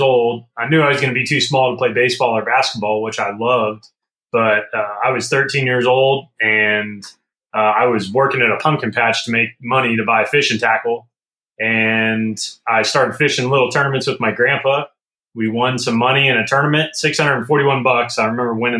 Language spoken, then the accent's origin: English; Northern California, United States; moved away; growing up in Northern California